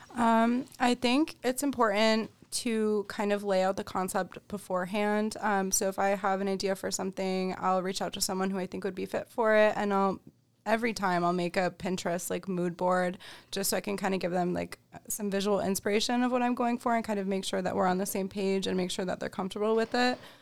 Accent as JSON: {"language": "English", "town": "Rochester", "region": "New York", "country": "United States", "tie": "born or raised there", "also_born_or_lived": "Albany, New York", "said": "Rochester, born and raised. I grew up over in Henrietta"}